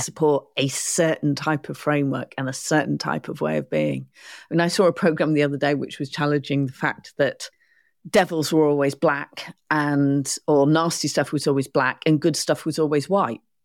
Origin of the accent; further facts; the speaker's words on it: United Kingdom; I'm a first stroke, second generation child of immigrants. I'm not English per se. My mum's not English, my dad's not English. And marheen similarly, so whether it's been war or whether it's been economic reasons, we've arrived in the U K.